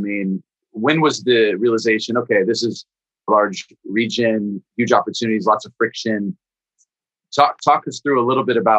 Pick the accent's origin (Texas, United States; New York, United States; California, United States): California, United States; Bay Area; I'm from the Bay Area. We're both now kind of, you know, situated in the Bay Area.